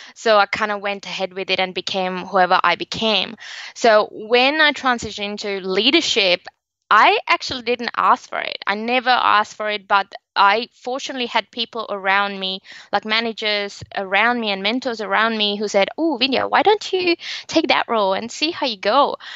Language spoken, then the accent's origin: English; Sri Lanka; now in Australia; So originally I am from Sri Lanka, but I live and work now in Australia and been for a very long time.